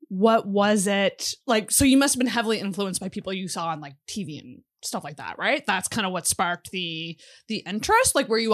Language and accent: English; Antigonish, Nova Scotia, Canada; So I grew up in Antigonish.